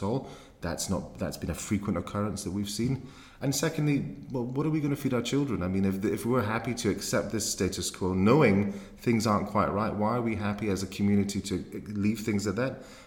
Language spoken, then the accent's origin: English; Glasgow, Scotland, United Kingdom; moved away as an adult; now in London, United Kingdom; as a young man growing up in Glasgow